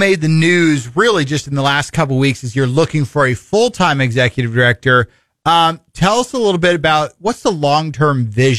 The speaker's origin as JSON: {"language": "English", "town": "Fort Dodge", "region": "Iowa", "country": "United States", "tie": "born or raised there", "lives_now": "Missouri, United States", "said": "I was born in Iowa, born in Fort Dodge, grew up there"}